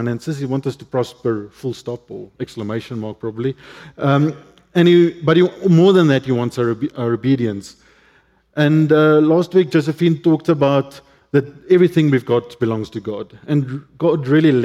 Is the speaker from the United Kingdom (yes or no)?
no; Cape Town, Western Cape, South Africa; English is a second language; I grew up in Cape Town, northern suburbs of Cape Town